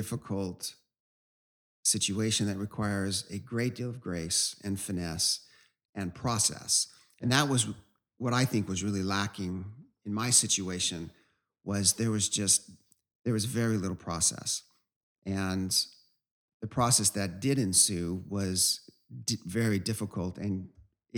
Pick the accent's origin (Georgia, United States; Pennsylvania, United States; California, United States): California, United States; Southern; moved away as an adult; also born or lived in Virginia; We're from Southern California